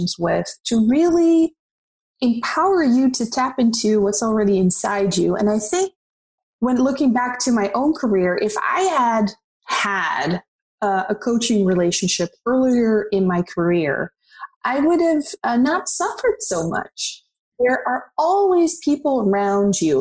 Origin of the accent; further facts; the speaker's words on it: Netherlands; moved away as an adult; now in Los Angeles, United States; I'm originally from the Netherlands, so I'm Dutch. And I moved to Los Angeles about, 7 years ago.